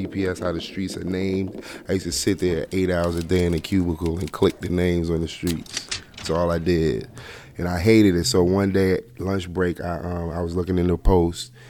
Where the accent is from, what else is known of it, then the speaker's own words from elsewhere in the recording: Washington, District of Columbia, United States; I'm from Washington, D.C.